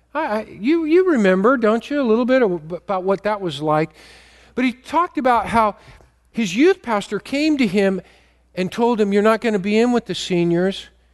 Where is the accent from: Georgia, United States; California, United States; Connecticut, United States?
California, United States; Modesto; I grew up in Modesto